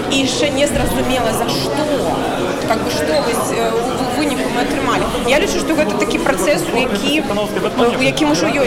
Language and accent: Russian; Belarus; Как бы белорусы – миролюбивая нация.